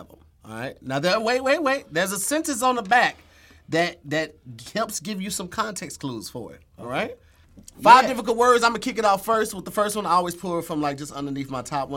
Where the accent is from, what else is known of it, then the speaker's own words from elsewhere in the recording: East St. Louis, Illinois, United States; I'm originally from St. Louis.